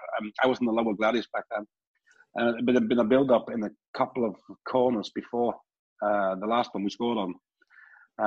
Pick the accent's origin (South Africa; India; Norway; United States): Norway; I'm from Norway